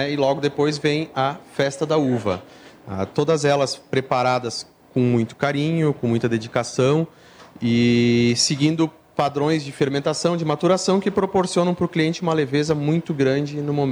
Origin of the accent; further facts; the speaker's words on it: Bento Gonçalves, Rio Grande do Sul, Brazil; Eu sou de Bento Gonçalves, né? eu tenho a minha pizzaria em Bento Gonçalves.